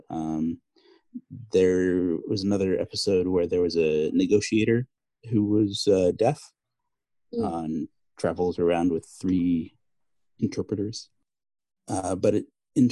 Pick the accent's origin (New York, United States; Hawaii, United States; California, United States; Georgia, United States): California, United States; Marin County; my hometown, the Marin County Civic Center